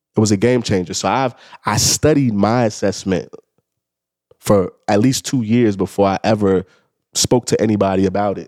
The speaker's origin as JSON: {"language": "English", "town": "New York City", "region": "New York", "country": "United States", "tie": "born or raised there", "said": "I'm a kid from the Bronx. I grew up in the Bronx, you know, during the crack era"}